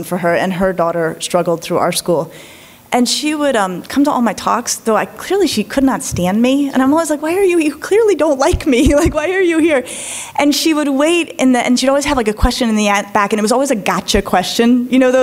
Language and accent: English; Colorado, United States; I grew up in Colorado